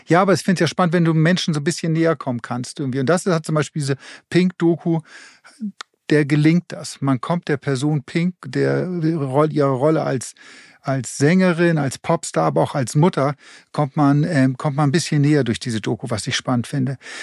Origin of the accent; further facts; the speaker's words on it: Germany; hier bei uns in Deutschland